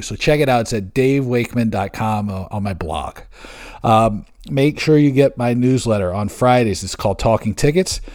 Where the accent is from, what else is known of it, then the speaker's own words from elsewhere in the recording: Seattle, Washington, United States; also born or lived in Bremerton, Washington; Seattle, my hometown, Seattle. I was born in Bremerton